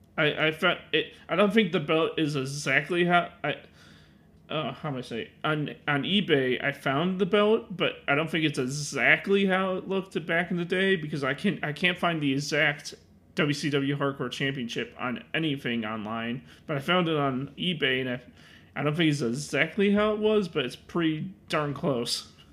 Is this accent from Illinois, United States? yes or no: yes; Chicago, Illinois, United States; I'm from Illinois